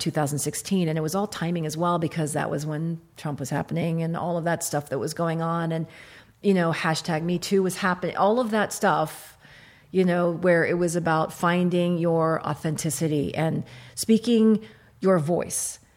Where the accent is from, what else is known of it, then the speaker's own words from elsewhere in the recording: Kentucky, United States; moved away; also born or lived in Iraq; I was born in Iraq. I grew up in Kentucky.